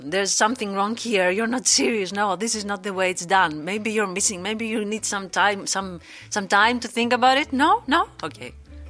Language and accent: English; Greece; moved away as an adult; now in Netherlands; I am from Greece. I live here in the Netherlands for like 3 years